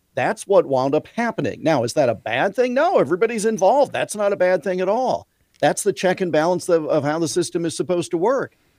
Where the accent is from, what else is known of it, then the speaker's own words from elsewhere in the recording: Iowa, United States; my home state of Iowa